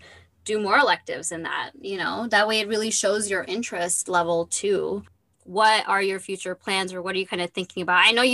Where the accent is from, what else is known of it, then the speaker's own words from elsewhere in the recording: Michigan, United States; moved away; also born or lived in Detroit; I'm from Michigan